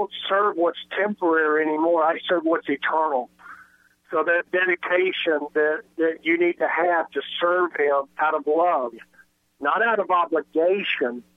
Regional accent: West Texas, United States; I was brought up playing in Texas with the wind out west Texas

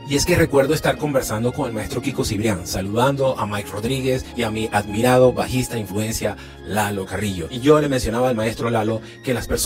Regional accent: Venezuela; Les cuento que en mi país tuve la oportunidad de dirigir orquestas porque soy un músico que también fue formado en el Sistema Nacional de Orquestas Infantiles y Juveniles de Venezuela

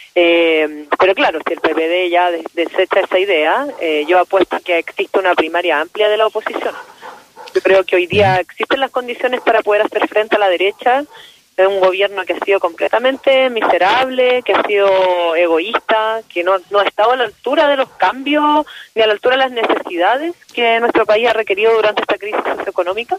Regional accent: Quinta Normal, Santiago Metropolitan Region, Chile; Yo soy de acá, soy nacida, criada, además vivo en Quinta Normal y mi familia de acá.

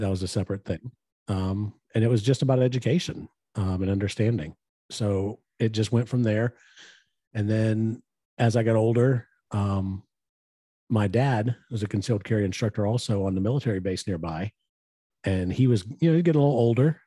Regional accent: West Texas, United States; we grew up in West Texas

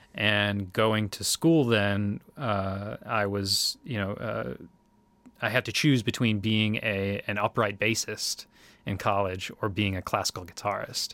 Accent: Winona, Minnesota, United States; moved away; also born or lived in Oshkosh, Wisconsin; I'm from Winona, Minnesota. Uh, that's where I was born and raised

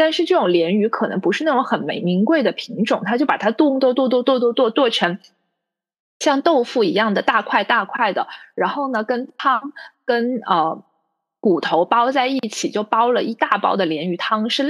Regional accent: Chenzhou, Hunan, China; 我我是郴州的，那我就只能讲一下郴州人是怎么吃鱼。我老家在郴州西风渡景区附近，我们老家其实挺漂亮的，也很欢迎各位听友去看一看。

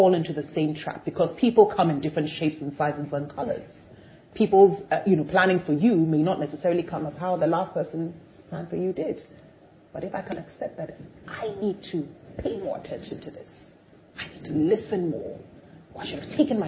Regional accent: Jerusalem, Jerusalem District, Israel; I was born in Jerusalem

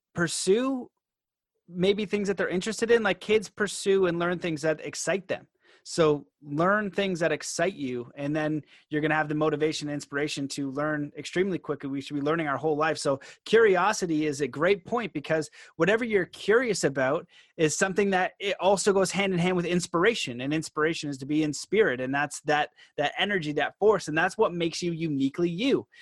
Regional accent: Canada; I'm Canadian

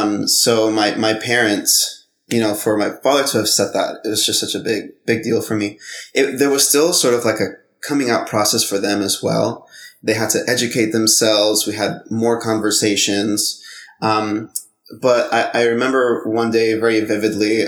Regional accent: Honduras; I'm from Honduras.

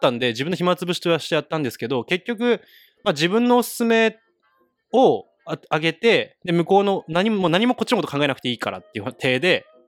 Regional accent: Kagoshima, Japan; now in Niseko, Japan; 僕全然鹿児島生まれだから

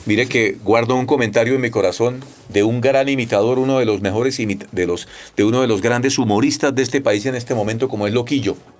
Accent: Bucaramanga, Santander, Colombia; accent: santandereano; moved away as an adult; soy un santandereano del sur, criado en Bucaramanga, vivía hasta los 18 años

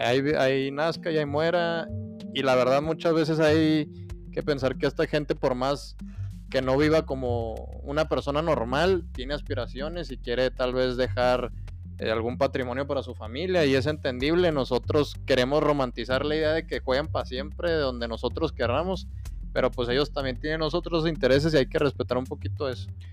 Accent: Mexico

